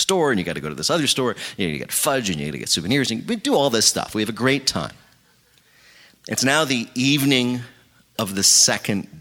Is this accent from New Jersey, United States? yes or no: yes; New Jersey, United States; I'm from New Jersey